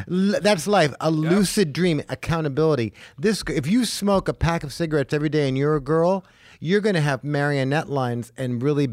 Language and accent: English; Los Angeles, California, United States; I grew up in Hollywood...